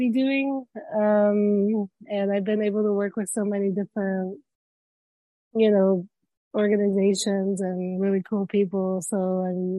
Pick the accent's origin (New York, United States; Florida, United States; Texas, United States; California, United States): Florida, United States; also born or lived in Cuba; I am a Florida dweller. I'm originally from Cuba. I was born there, and then me and my parents migrated when I was about 1 and 4 months.